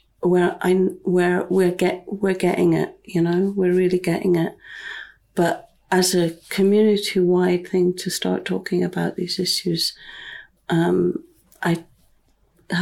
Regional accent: near Fraserburgh, Scotland, United Kingdom; also born or lived in London; now in Findhorn, United Kingdom; I grew up on this land. I grew up near Fraserburgh

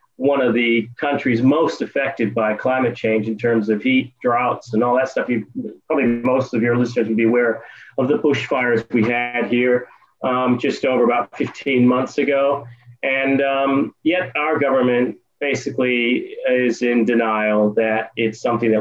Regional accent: Detroit, Michigan, United States; moved away as an adult; also born or lived in Germany; now in Australia; I was born in the United States in Detroit, Michigan

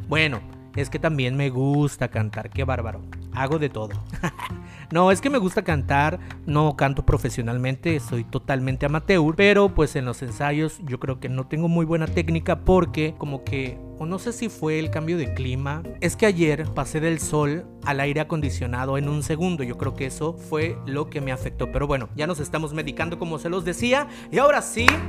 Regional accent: Reforma, Chiapas, Mexico; mi ciudad natal, de mi pueblito querido, bello y adorado, Reforma Chiapas

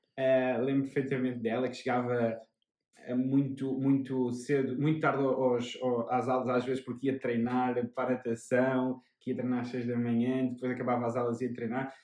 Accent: Amadora, Lisbon, Portugal; moved away as an adult; also born or lived in Cascais; now in Oeiras, Portugal; eu sou da Amadora, João também

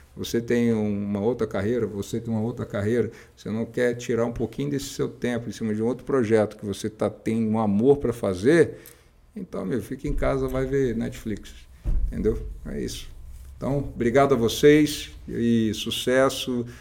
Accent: Rio de Janeiro, Brazil; eu sou carioca

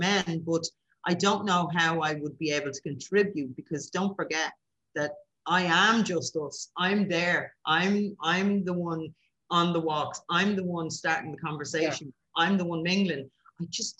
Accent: Dublin, Leinster, Ireland; when I moved away from Dublin and went down the country

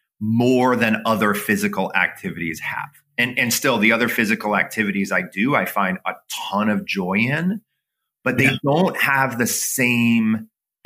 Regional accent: Toledo, Ohio, United States; I grew up in the Midwest. I grew up in Toledo, Ohio

